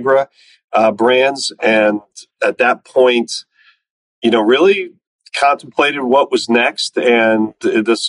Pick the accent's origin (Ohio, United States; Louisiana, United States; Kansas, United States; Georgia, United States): Ohio, United States; Cincinnati; moved away as an adult; I grew up in Cincinnati, Ohio, lived in the same house my whole life